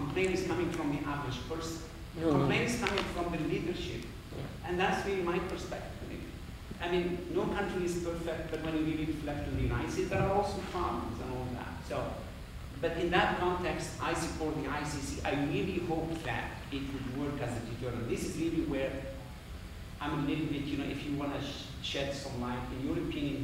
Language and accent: English; Algeria; I'm a lawyer from North Africa, Algeria